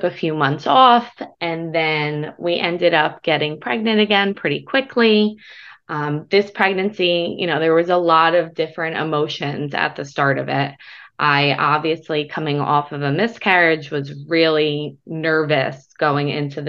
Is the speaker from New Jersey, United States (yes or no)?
yes; New Jersey, United States; I'm from New Jersey